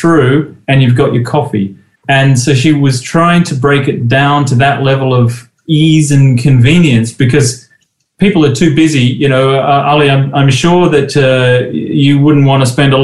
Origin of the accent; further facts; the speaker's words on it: Australia; moved away; When I was a kid growing up in Australia